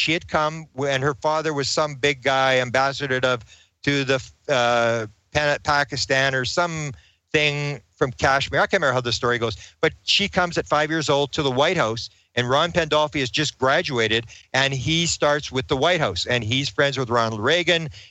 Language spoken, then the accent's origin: English; Canada; I'm a Canadian